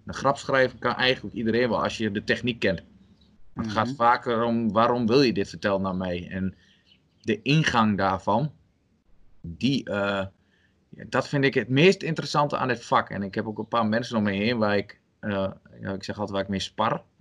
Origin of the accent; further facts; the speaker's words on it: Albergen, Overijssel, Netherlands; ben geboren en getogen in Albergen